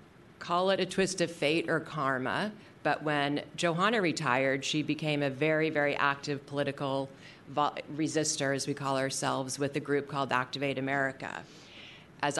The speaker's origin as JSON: {"language": "English", "town": "San Francisco", "region": "California", "country": "United States", "tie": "born or raised there", "said": "the City and County of San Francisco, the city that raised me. I was born and raised in San Francisco"}